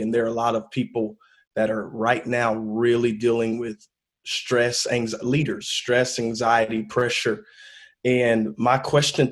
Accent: Lucedale, Mississippi, United States; moved away; also born or lived in Pascagoula, Mississippi / Maryland; I grew up in South Mississippi, Lucedale, Pascagoula, Mississippi

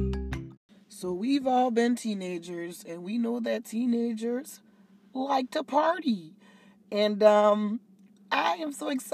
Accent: Charleston, United States; moved away as an adult; So my hometown has been taking up this torch against me

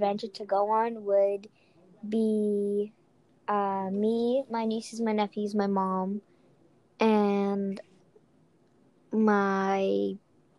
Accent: Charleston, United States; born there; I was born in America, and I think I was born in Charleston Hospital.

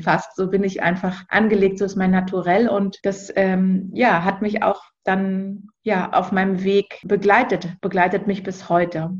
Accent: Berlin, Germany; moved away as an adult; Ich bin ursprünglich Berlinerin und wohne auch jetzt wieder in Berlin, war zwischenzeitlich mal lange unterwegs und viel auf Reisen

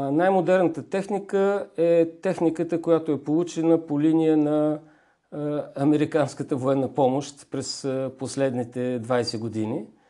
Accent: Bulgaria; Ние сме българи

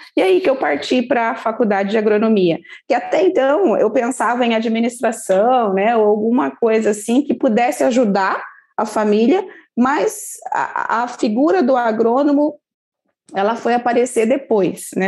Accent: Campo Grande, Mato Grosso do Sul, Brazil; moved away as an adult; now in Registro, Brazil; eu sou lá do Mato Grosso do Sul, de Campo Grande

